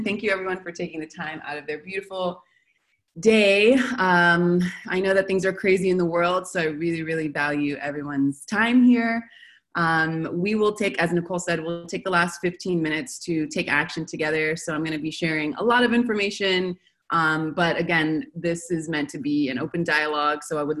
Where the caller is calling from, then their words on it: Buenos Aires, Argentina; So I'm calling from Buenos Aires